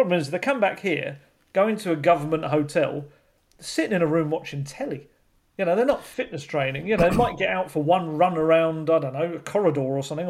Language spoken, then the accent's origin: English; England, United Kingdom; So obviously we're going to have to work on that as English journalists over the years